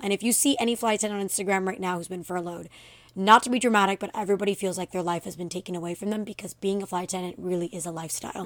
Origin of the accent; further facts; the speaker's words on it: Miami, Florida, United States; I grew up here in Miami